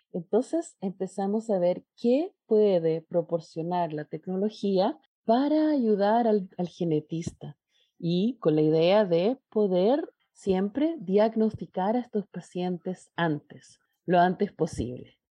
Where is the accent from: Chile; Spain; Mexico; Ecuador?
Chile; Chile, que es de donde yo vengo